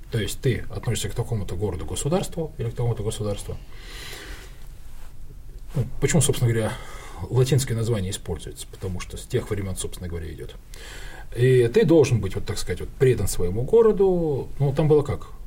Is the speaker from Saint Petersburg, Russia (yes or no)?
no; Khabarovsk, Khabarovsk Krai, Russia; born there; also born or lived in Kharkiv, Ukraine / Petropavl, Kazakhstan / Ganja, Azerbaijan; То есть я жил в Харькове, я родился в Хабаровске, я жил, кстати, в Северном Казахстане, это вот э, Петропавловск казахский, жил в Кировабаде, это нынешняя Гянджа.